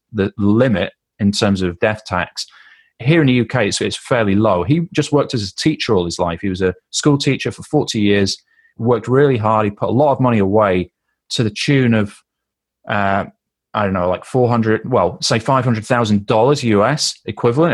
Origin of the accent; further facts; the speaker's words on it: United Kingdom; we're British